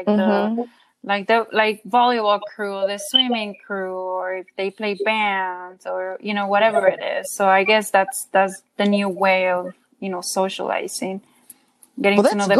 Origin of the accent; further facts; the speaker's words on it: Mexico; moved away; growing up in Mexico